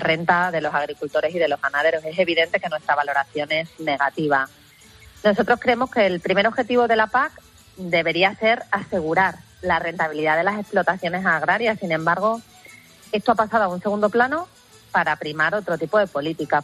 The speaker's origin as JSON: {"language": "Spanish", "region": "Extremadura", "country": "Spain", "said": "el campo extremeño y mi tierra es campo, es agricultura, es ganadería"}